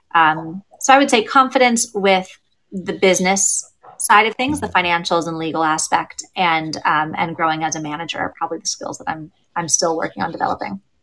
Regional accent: United States; now in Pittsburgh, United States; as an American

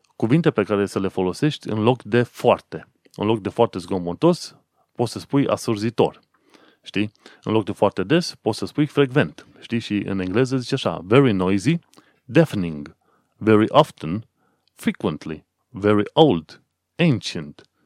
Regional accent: Romania; now in London, United Kingdom; eu ca român oarecare venit aici

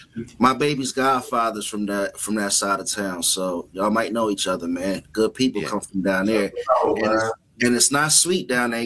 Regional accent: Suitland, Maryland, United States; also born or lived in Southeast, Washington D.C.; now in Baltimore, United States; I'm from Southeast, grew up in Suitland. K-Diz is from Uptown. I now live in Baltimore, which is a different side of town, but it's a whole different world.

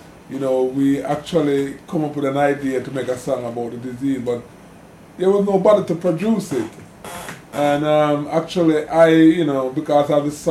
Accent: Kingston, Jamaica; I was born in Kingston, actually, Kingston Hospital in City Kingston of Jamaica. You know, growing up with my father was a very poor man, he used to sell food around town

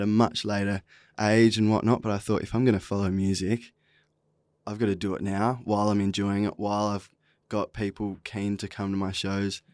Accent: Esperance, Western Australia, Australia; also born or lived in Pilbara; now in Fremantle, Australia; I'm originally from Esperance. Uh, when I was twelve, we moved up to the Pilbara, spent a lot of time up there, and, um, now I'm based in Frio

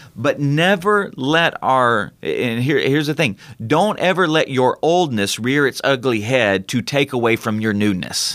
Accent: United States; as American citizens

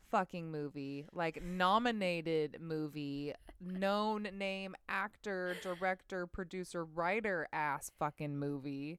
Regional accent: Bay Area, California, United States; growing up in the Bay Area

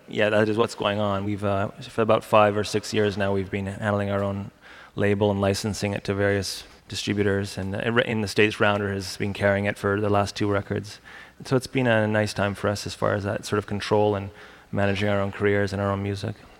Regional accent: Canada; we're Canadian

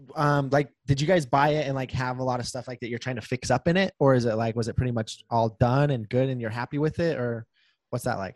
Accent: Preston, Idaho, United States; now in St. George, United States; my hometown is right on the border of Idaho and Utah. Uh, like I'm on the Idaho side, obviously, but it's literally like five minutes into Idaho

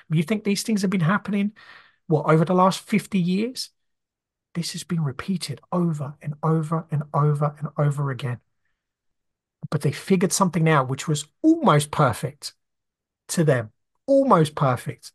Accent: Brazil; moved away; I grew up, you know, in a very poor family growing up in Brazil

